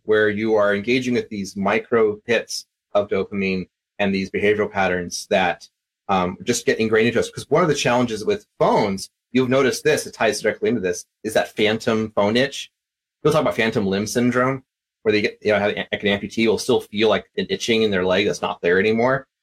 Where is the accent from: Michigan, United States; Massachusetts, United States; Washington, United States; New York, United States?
Washington, United States; Vancouver; also born or lived in Tennessee / Texas / Ireland; now in Fargo, United States; I uh, grew up down in Vancouver area, right across from Portland